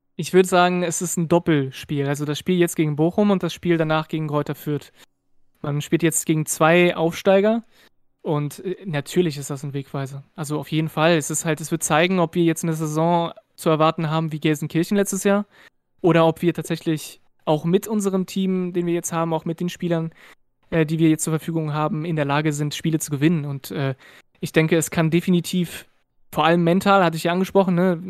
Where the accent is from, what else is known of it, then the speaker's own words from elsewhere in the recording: France; German is a second language; also born or lived in Berlin; now in Rhineland, Germany; habe ich keinen deutschen Hintergrund, ich bin aus Frankreich